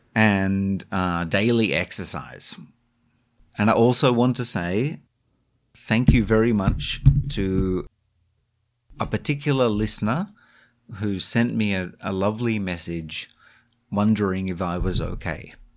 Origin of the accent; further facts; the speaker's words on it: Australia; moved away; I grew up in Australia